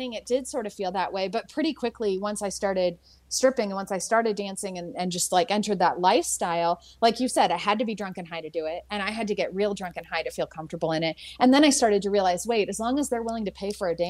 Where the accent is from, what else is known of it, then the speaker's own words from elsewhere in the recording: San Francisco, California, United States; I grew up in San Francisco